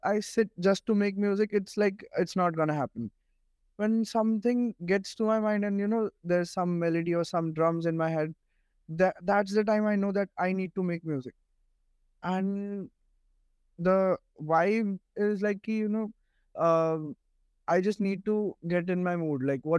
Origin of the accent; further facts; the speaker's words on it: India; now in Mumbai, India; I'm from India